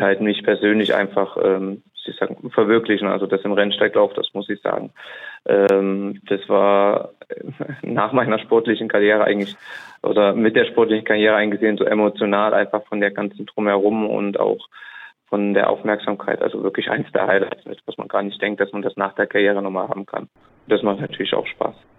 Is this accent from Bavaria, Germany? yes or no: no; Saarbrücken, Saarland, Germany